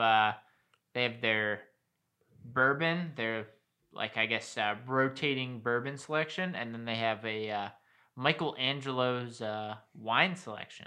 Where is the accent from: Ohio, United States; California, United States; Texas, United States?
Ohio, United States; Colerain; I'm originally from Colbert